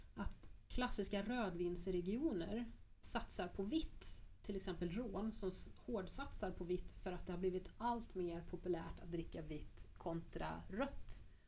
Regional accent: Grums, Värmland, Sweden; Grums där jag kommer ifrån

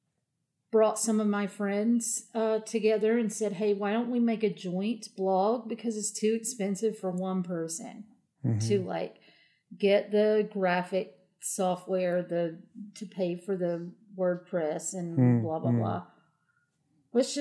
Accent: Appalachia, United States; I'm from Appalachia, which is a very different world

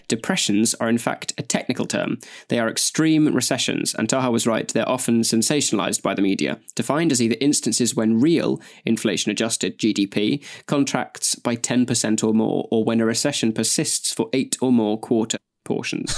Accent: Nottingham, East Midlands, United Kingdom; I was born in Queen's Medical Center.

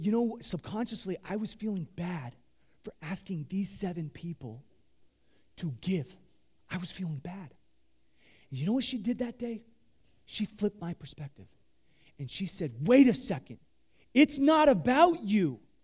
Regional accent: Midwest, United States; I grew up in the Midwest

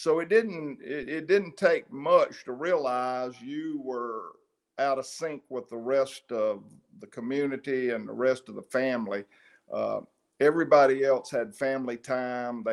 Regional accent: Maiden, North Carolina, United States; moved away; I went to Maiden High, Maiden Elementary. I hung out in Maiden until I was about 18 years old

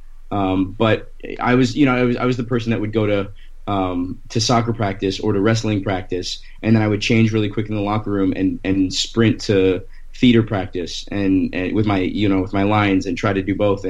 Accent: Thornton, Colorado, United States; moved away; also born or lived in Florida / Washington, D.C. / Los Angeles; I was born in Florida, and then I grew up in Colorado

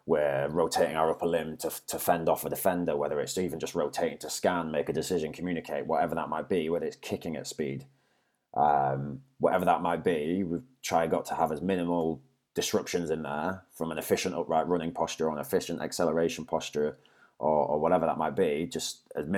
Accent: Leeds, Yorkshire and the Humber, United Kingdom; moved away; from Leeds, yeah, born and bred there.

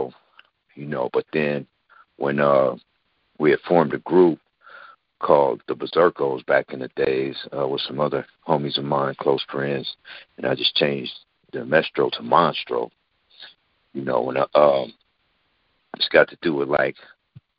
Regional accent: Los Angeles, California, United States; I grew up on a street called Vernon, out the avenues, 10th Avenue and Vernon, to be exact.

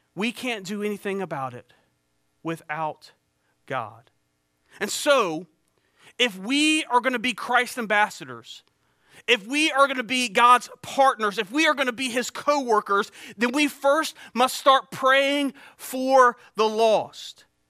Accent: Eastern North Carolina, United States; also born or lived in Beaufort County, North Carolina; I grew up here in East North Carolina

